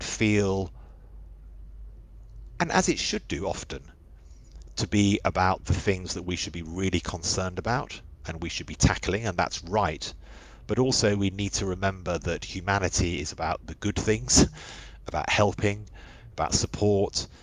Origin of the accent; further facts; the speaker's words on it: London, United Kingdom; I grew up in West London. We lived under the flight path of Heathrow